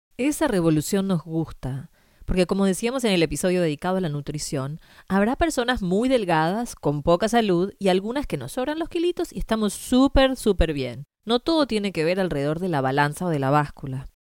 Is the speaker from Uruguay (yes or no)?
yes; Uruguay; moved away; Yo crecí en Uruguay